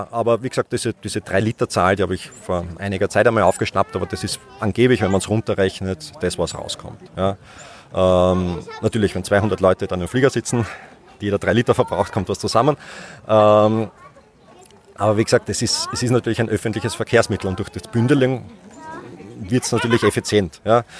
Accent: Schwechat, Lower Austria, Austria; born there; In Schwächert.

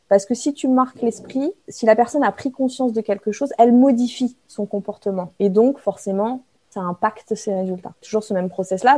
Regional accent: Brignais, Auvergne-Rhône-Alpes, France; moved away as an adult; also born or lived in Paris; je viens de Brignais

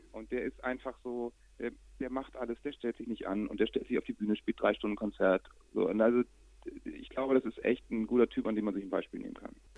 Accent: Hamburg, Germany; bei uns in Hamburg

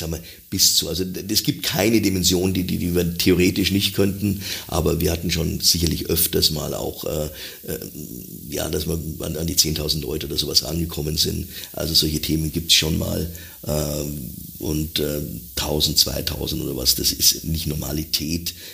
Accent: Hamburg, Germany; ich als Hamburger, irgendwann sehe ich Käfer in der Hamburger Messe

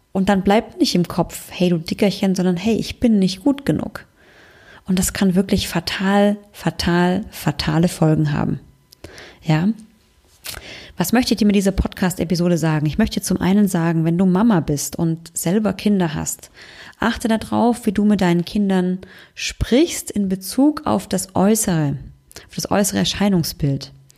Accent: Germany; bei uns in Deutschland

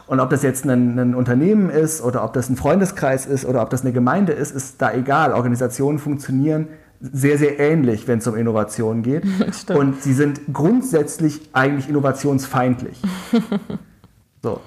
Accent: Tübingen, Baden-Württemberg, Germany; in der Klimaschutzgruppe in meiner Heimatstadt Tübingen engagiert

